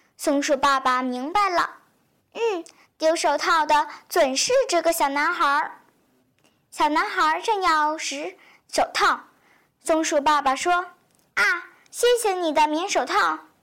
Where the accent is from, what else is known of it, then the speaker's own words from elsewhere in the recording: Liuzhou, Guangxi, China; 我是来自广西柳州的